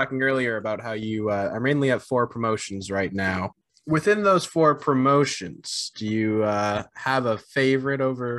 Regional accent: New England, United States; us three, we're from the New England area.

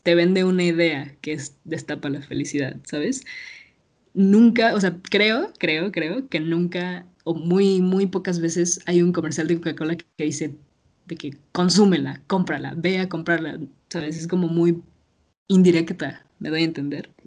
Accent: Mexico; como morra mexicana

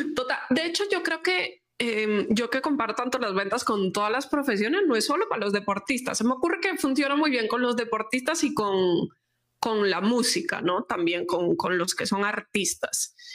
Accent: Galicia, Spain; como buena gallega

